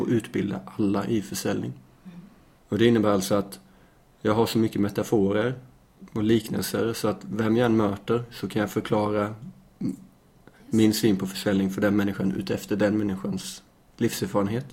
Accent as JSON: {"language": "Swedish", "region": "Småland", "country": "Sweden", "tie": "born or raised there", "also_born_or_lived": "Lund, Sweden", "moved": "as an adult", "lives_now": "Malmö, Sweden", "said": "jag är uppväxt på landet i Småland"}